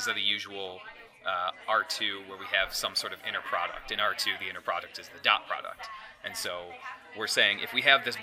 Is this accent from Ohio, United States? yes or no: yes; Ohio, United States; I'm from Ohio